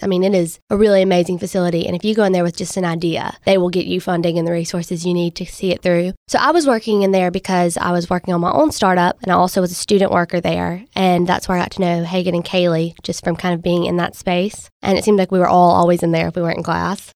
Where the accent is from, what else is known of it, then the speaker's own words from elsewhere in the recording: Monticello, Mississippi, United States; moved away; I'm twenty-three, and I'm originally from Monticello, Mississippi.